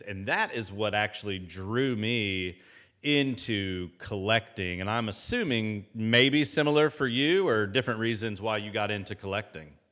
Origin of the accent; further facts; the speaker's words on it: Indianapolis, Indiana, United States; I grew up in Indianapolis